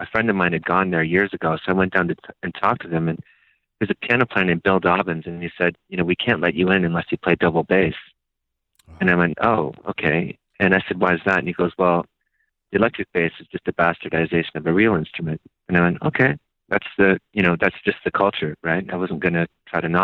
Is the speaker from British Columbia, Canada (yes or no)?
no; outside Toronto, Ontario, Canada; moved away as an adult; also born or lived in Rochester, New York / New York City; now in United States; I'm originally from a city outside of Toronto, Ontario, Canada. And I was there until I was about 25.